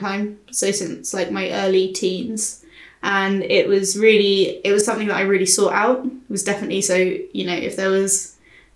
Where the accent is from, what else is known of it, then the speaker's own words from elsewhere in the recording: near Guildford, South East England, United Kingdom; I used to go to the HMV in Guildford, near my hometown